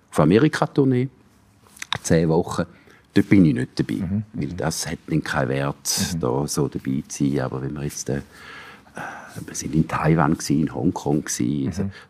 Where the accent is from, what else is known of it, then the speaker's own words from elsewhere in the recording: St. Gallen, Switzerland; Ich bin jetzt auch nicht mehr als St. Galler, ja.